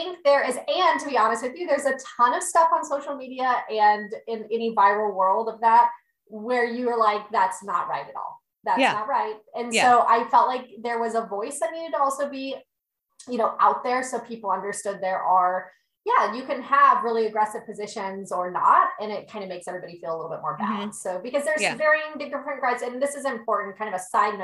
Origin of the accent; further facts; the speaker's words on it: Boca Raton, Florida, United States; I'm from Boca Raton, Florida